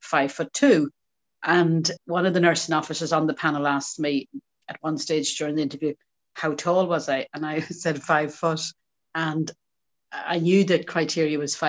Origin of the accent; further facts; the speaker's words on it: County Longford, Leinster, Ireland; moved away as an adult; also born or lived in England; I'm from County Longford, and I went over to England to train as a nurse in 1977.